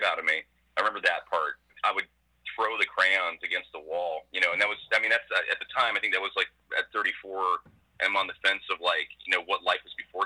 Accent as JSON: {"language": "English", "town": "Westerville", "region": "Ohio", "country": "United States", "tie": "born or raised there", "also_born_or_lived": "Boise, Idaho / New York City", "moved": "as an adult", "said": "I'm about 5 minutes away from the hospital where I was born"}